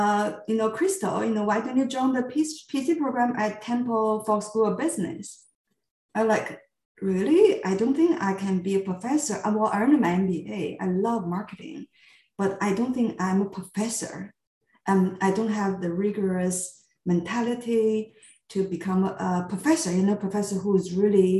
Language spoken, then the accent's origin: English; Qingdao, Shandong, China; moved away as an adult; my hometown, Qingdao, where I grew up